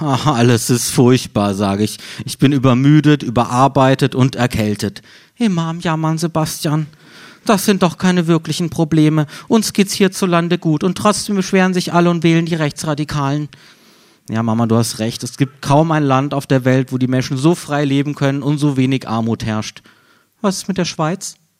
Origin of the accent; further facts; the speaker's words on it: Freiburg, Baden-Württemberg, Germany; moved away; meiner Heimatstadt Freiburg